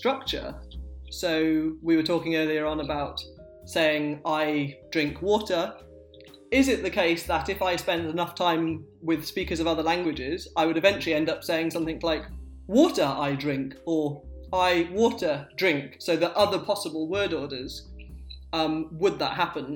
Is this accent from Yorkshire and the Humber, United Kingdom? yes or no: yes; Sheffield, Yorkshire and the Humber, United Kingdom; I say path because I grew up in Sheffield, and that became how everyone around me spoke, with a ah